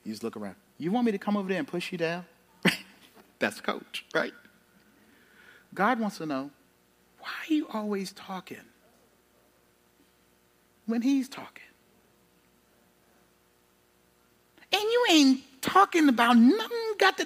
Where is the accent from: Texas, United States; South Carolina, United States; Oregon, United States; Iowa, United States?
South Carolina, United States; I grew up in South Carolina